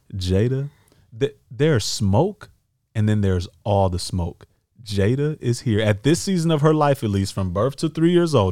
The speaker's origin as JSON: {"language": "English", "town": "Detroit", "region": "Michigan", "country": "United States", "tie": "born or raised there", "moved": "yes", "lives_now": "Los Angeles, United States", "said": "what we grew up with in Detroit"}